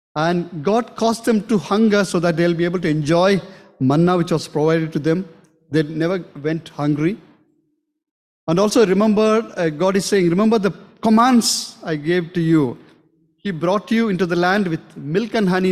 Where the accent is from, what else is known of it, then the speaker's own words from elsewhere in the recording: South India, India; moved away; we are from South